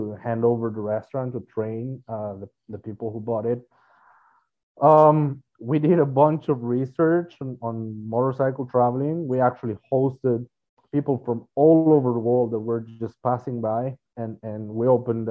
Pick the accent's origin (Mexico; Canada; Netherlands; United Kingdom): Mexico; now in United States; We're originally from Mexico